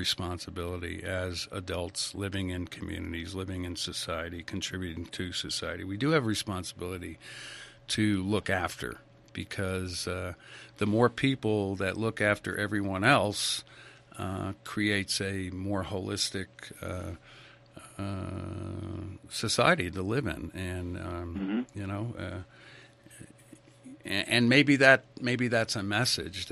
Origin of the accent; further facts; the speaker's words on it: Stamford, Connecticut, United States; also born or lived in Ridgefield, Connecticut; I grew up in Stamford, Connecticut, 50s, 60s